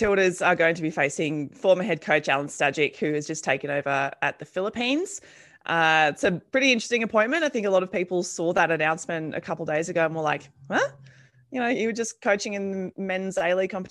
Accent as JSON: {"language": "English", "town": "Campbelltown", "region": "New South Wales", "country": "Australia", "tie": "born or raised there", "said": "growing up in MacArthur in Campbelltown"}